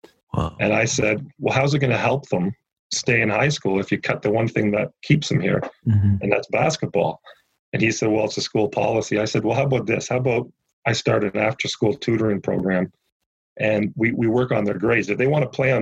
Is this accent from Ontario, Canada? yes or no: yes; Toronto, Ontario, Canada; I'm from Scarborough